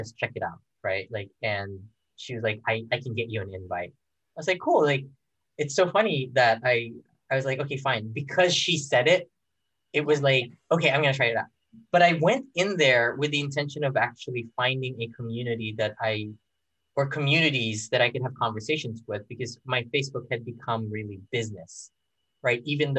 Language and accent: English; Philippines; And I grew up in the Philippines, right? And I've never really felt close to the Filipino community.